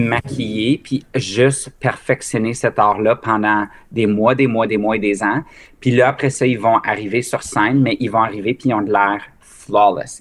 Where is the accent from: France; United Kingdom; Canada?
Canada; Mont-Laurier, Quebec; moved away; also born or lived in Ontario; ma ville natale, au Québec, de Mont-Laurier, qui est au nord de Gatineau.